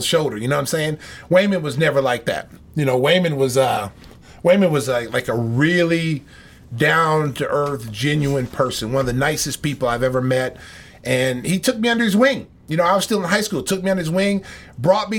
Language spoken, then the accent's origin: English; Oklahoma, United States; growing up in Oklahoma